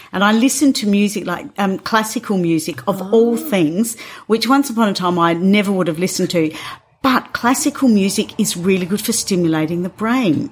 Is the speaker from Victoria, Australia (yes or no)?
no; Northern Territory, Australia; I grew up here in Central Australia.